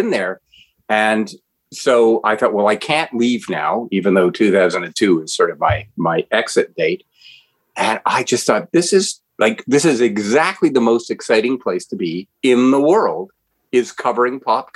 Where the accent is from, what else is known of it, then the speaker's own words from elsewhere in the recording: Ottawa, Ontario, Canada; As a 12-year-old boy growing up in Ottawa, Ontario, Canada